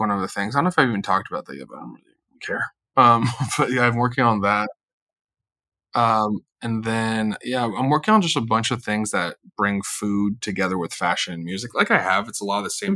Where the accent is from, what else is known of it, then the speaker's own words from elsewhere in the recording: Los Angeles, California, United States; I'm an Angeleno. I'm born and raised in Los Angeles